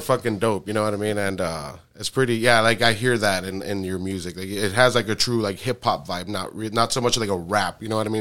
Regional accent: South Texas, United States; I'm from South Texas

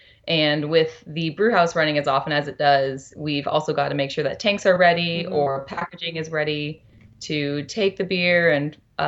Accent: Shreveport, Louisiana, United States; now in Bend, United States; I am from Louisiana, Shreveport, Louisiana, northwest corner.

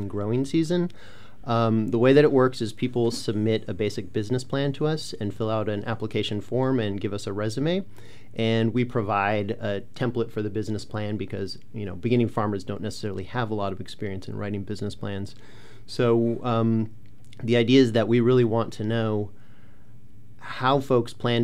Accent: Central Valley of California, United States; I grew up in the Central Valley of California

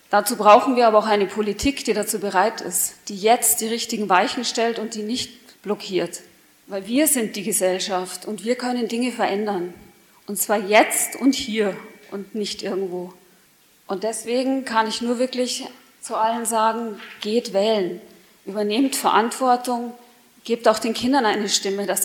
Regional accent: Munich, Bavaria, Germany; Als Münchner sage ich aber auch, wir wollen doch auch stolz sein auf unsere Stadt.

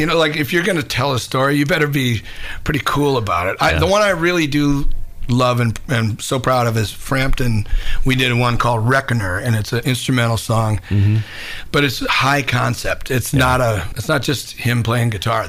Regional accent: Minneapolis, Minnesota, United States; moved away; also born or lived in New York; I grew up in Minneapolis

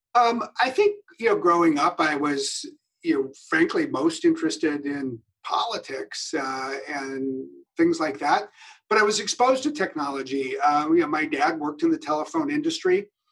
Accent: Wisconsin, United States; moved away; also born or lived in Geneva, Switzerland; I was from Wisconsin

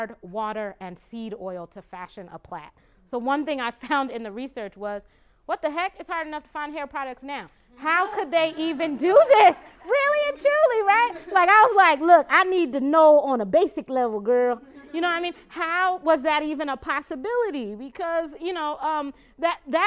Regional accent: Glendale, Arizona, United States; my hometown, which is Glendale, Arizona, actually, that what I think of as my hometown. For me, it's the place where I grew up most

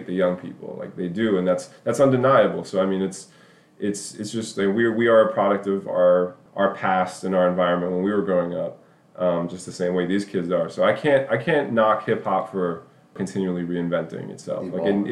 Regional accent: New York City, New York, United States; moved away; I was a little white boy growing up in Midtown Manhattan, you know, in the early 90s

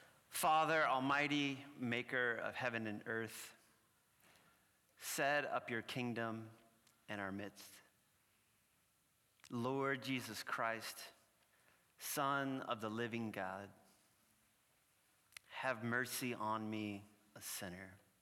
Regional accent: New Orleans, Louisiana, United States; accent: New Orleans; now in Los Angeles, United States; So by the way, I'm from Los Angeles, California, but I'm really from New Orleans. So not too far down the road here. And I kind of have a loud New Orleans mouth. And the New Orleans accent might slip out a few times in there.

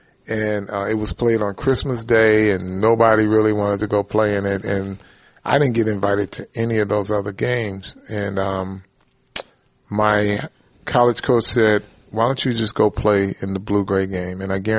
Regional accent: Flint, Michigan, United States; moved away; I'm from Flint.

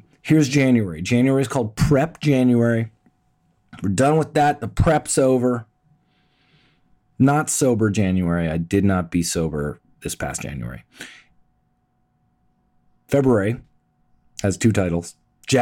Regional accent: Toronto, Ontario, Canada; moved away as an adult; also born or lived in Los Angeles / New York; I'm born and raised, you know, here

